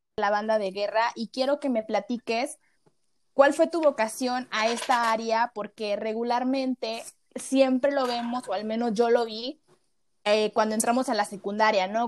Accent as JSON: {"language": "Spanish", "country": "Mexico", "said": "tenemos como mexicanos"}